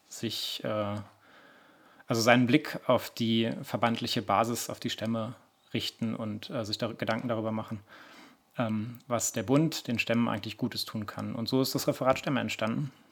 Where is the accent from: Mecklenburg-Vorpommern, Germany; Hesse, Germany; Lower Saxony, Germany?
Lower Saxony, Germany; Ja, moin. Äh … Ich komme aus Niedersachsen.